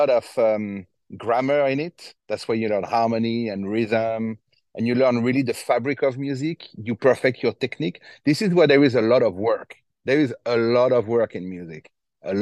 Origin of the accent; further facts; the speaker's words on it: Fontainebleau, Île-de-France, France; I grew up in Fontainebleau